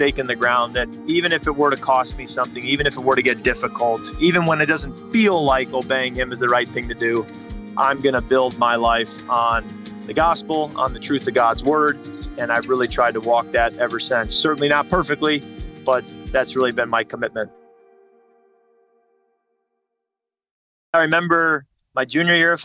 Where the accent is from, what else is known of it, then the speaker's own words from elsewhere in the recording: Chicago suburbs, Illinois, United States; I grew up in the Chicago suburbs